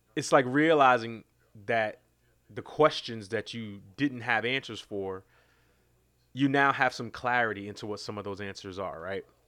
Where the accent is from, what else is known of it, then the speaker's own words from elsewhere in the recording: New York City, New York, United States; I, I grew up in New York City, uh, in Queens